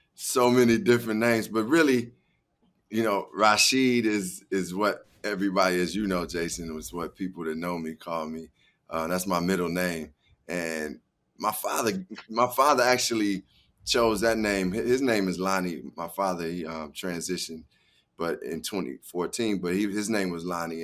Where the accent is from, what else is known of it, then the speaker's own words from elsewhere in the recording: Chicago, Illinois, United States; growing up in Chicago